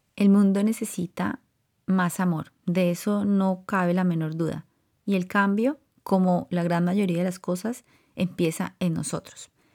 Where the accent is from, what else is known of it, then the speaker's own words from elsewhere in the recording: Colombia; now in California, United States; yo crecí en, en Colombia